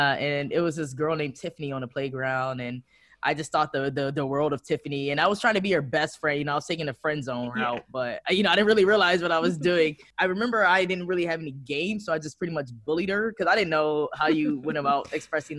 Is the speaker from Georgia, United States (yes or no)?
no; Detroit, Michigan, United States; now in Amsterdam, Netherlands; I'm from Detroit. It's my hometown.